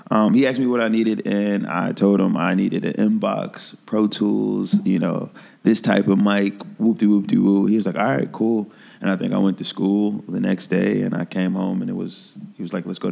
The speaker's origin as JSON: {"language": "English", "town": "Philadelphia", "region": "Pennsylvania", "country": "United States", "lives_now": "Chicago, United States", "said": "I came to Chicago from Philly with my friend Joey Mays, and then I met El Boogie and..."}